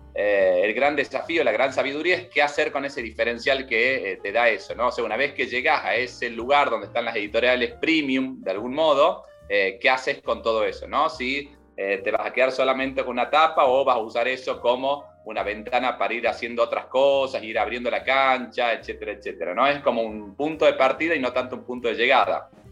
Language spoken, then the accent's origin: Spanish; Tucumán, Argentina; moved away as an adult; also born or lived in Buenos Aires; Yo actualmente vivo en Tucumán, en mi provincia, yo soy tucumano